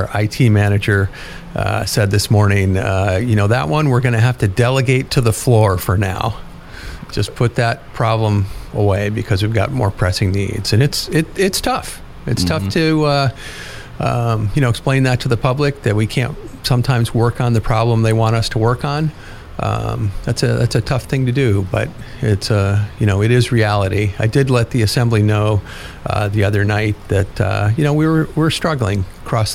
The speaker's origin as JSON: {"language": "English", "town": "Juneau", "region": "Alaska", "country": "United States", "tie": "born or raised there", "said": "I am lucky to get to be city manager of my hometown, the capital of Alaska."}